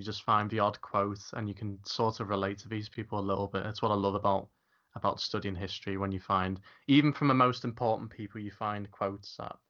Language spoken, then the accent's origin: English; England, United Kingdom; as an Englishman